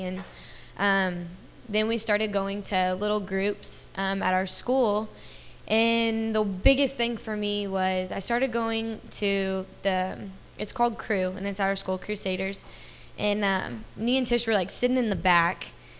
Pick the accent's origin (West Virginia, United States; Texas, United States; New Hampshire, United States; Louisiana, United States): Texas, United States; Dallas; And, I come from a junior college in Kansas. I'm from Dallas, Texas.